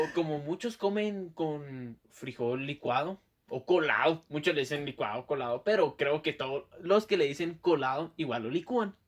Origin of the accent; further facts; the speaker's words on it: Guatemala; accent: chapín; mi acento chapín